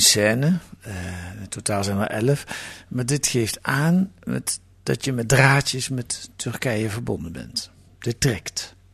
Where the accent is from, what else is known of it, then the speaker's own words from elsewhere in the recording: Netherlands; ik ben een witte Nederlander